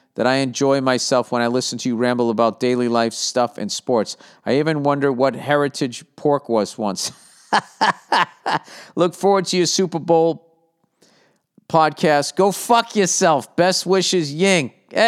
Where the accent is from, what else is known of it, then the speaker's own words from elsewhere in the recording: Sichuan, China; born there; English is a second language; Obviously, I was born in Sichuan, but I have been to many different places in China, so I know lots of people over the country.